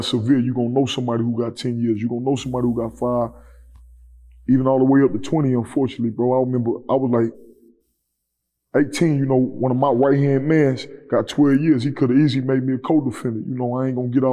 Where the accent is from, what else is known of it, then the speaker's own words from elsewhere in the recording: Houston, Texas, United States; also born or lived in Fort Worth, Texas; I'm from the southwest side of Houston